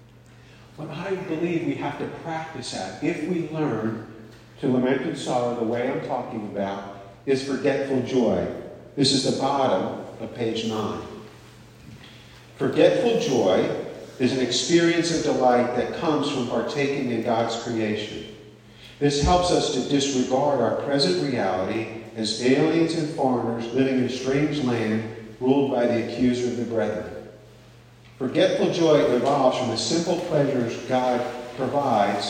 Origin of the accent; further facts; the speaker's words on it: the North, United States; also born or lived in Long Island; I grew up in the North